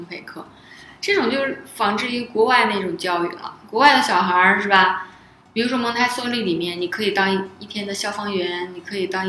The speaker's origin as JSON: {"language": "Chinese", "region": "Northeast China", "country": "China", "said": "我是我本来是个东北人嘛， … 在遇到受到惊恐的情况下，还是会冒出东北话"}